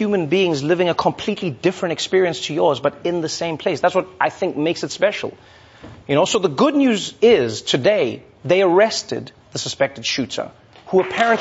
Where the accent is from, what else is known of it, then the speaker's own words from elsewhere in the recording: South Africa; moved away as an adult; now in New York, United States; as a South African